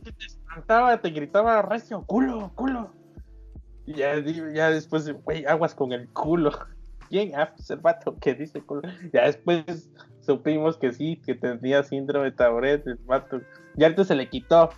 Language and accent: Spanish; Veracruz, Mexico; soy jarocho